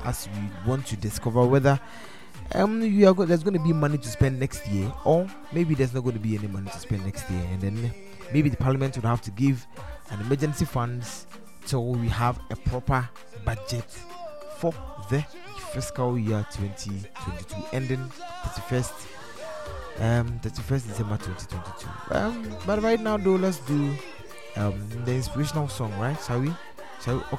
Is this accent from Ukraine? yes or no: no; Ghana; as a Ghanaian